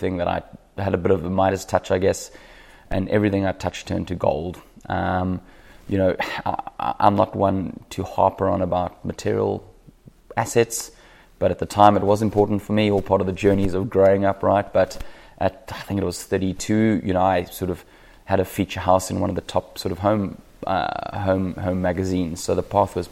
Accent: South Africa; moved away as an adult; now in Sunshine Coast, Australia; I'm a South African who now lives on the Sunshine Coast

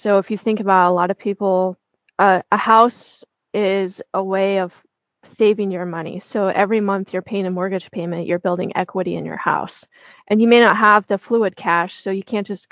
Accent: the Bible Belt, United States; I grew up in the Bible Belt

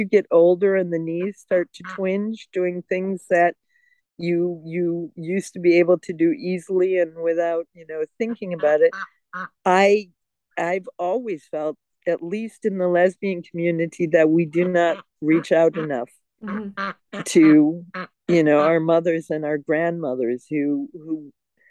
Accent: outside of Detroit, Michigan, United States; also born or lived in Europe / Germany; now in New Mexico, United States; I grew up outside of Detroit, Motor City

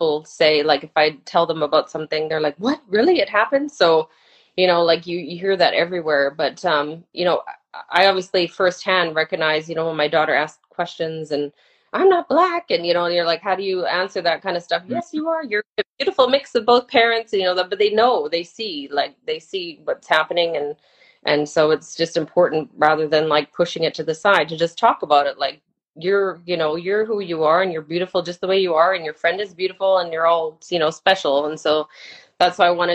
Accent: Germany; also born or lived in Canada / Spain; now in United Kingdom; when I was born in Canada, when I was 4, I moved to Germany. So I grew up in Germany, German school, spoke English at home

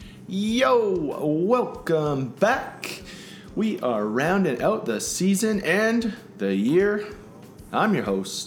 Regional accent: Canada; I'm Canadian.

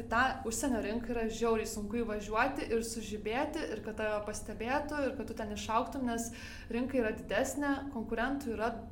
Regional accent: Lithuania; now in Denmark; aš esu lietuvė

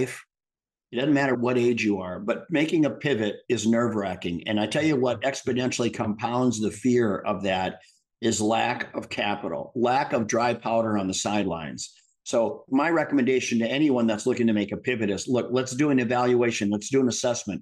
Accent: Midwest, United States; I grew up in the Midwest

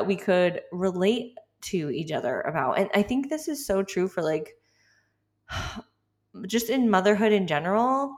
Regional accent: Massachusetts, United States; moved away; I'm from Massachusetts originally

